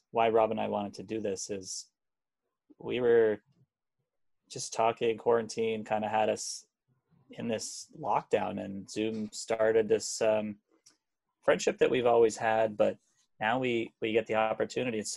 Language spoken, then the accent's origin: English; Hamilton, Ontario, Canada; I am from Hamilton, so